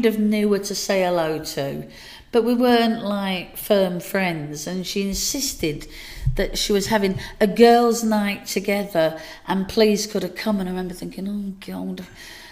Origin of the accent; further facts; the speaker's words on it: Dagenham, London, United Kingdom; now in Burnley, United Kingdom; I moved away from Dagenham to Burnley